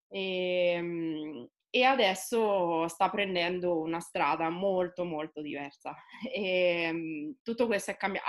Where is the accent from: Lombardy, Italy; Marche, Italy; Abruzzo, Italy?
Marche, Italy; Osimo; now in Recanati, Italy; Io vivo a Recanati, sono di Osimo, eh, quindi lavoro e vivo nel contesto marchigiano